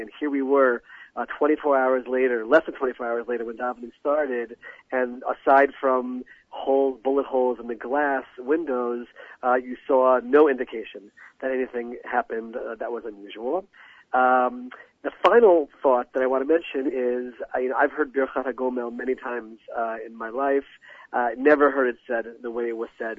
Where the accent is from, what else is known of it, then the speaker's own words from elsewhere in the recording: United States; moved away as an adult; now in Israel; growing up in America with non-Jews all around me